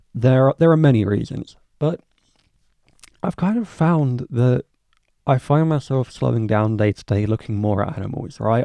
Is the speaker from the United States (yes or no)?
no; England, United Kingdom; as an English guy living in England